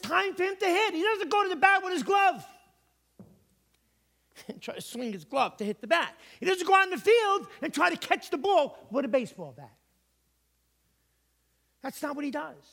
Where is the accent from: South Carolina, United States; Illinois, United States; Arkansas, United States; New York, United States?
New York, United States; now in Connecticut, United States; I'm from New York